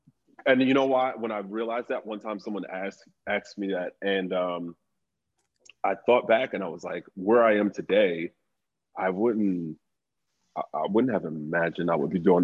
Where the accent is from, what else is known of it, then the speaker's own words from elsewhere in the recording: Philadelphia, Pennsylvania, United States; I grew up in North Philly